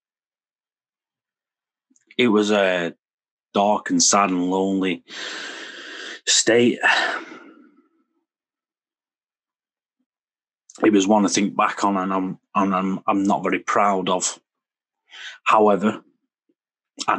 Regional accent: Preston, North West England, United Kingdom; I'm from Lancashire. I'm from Preston in Lancashire.

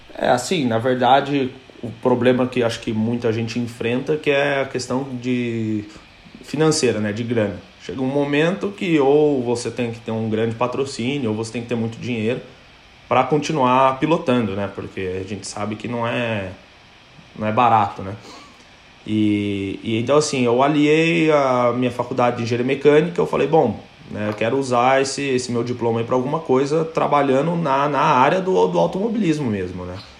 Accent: Cascavel, Paraná, Brazil; moved away as an adult; also born or lived in England; Sou, sou de Cascavel no Paraná

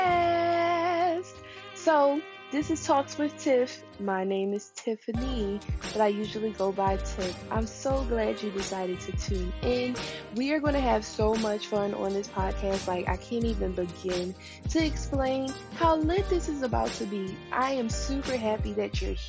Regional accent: Philadelphia, Pennsylvania, United States; also born or lived in Upper Darby, Pennsylvania; I was raised in Philadelphia, West Philly to be specific.

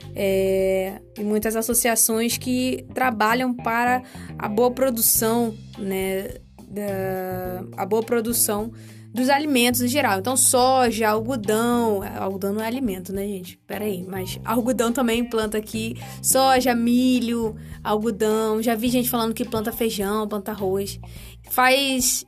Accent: Rio de Janeiro, Brazil; moved away as an adult; now in Luís Eduardo Magalhães, Brazil; Eu sou carioca, da Gema, nascida e criada no Rio de Janeiro, na Ilha do Governador para ser mais precisa

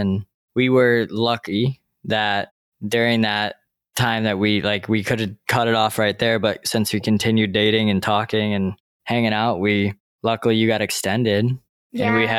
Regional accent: Ohio, United States; moved away as an adult; growing up in Ohio.

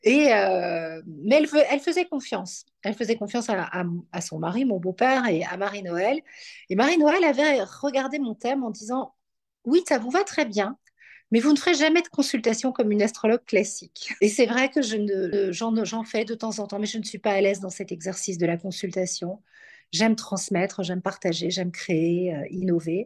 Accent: Belgium; also born or lived in Paris, France / New York, United States; now in Aix-en-Provence, France; je suis née en Belgique, je vis en France, dans le sud

